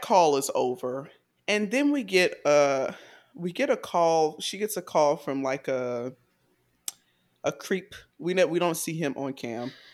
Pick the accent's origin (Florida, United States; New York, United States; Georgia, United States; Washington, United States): Georgia, United States; Atlanta; I'm from Atlanta